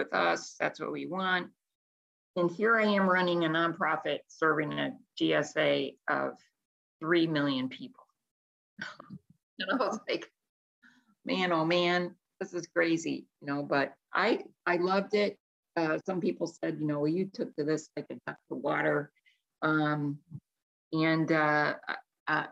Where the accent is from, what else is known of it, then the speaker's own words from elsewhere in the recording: Chicago, Illinois, United States; moved away; also born or lived in Newport Beach, California / Florida; I was born in Chicago, and I studied business at Roosevelt University